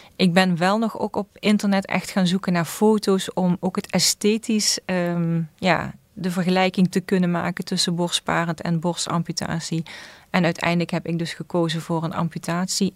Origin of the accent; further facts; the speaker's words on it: Susteren, Limburg, Netherlands; ik kom uit Zusteren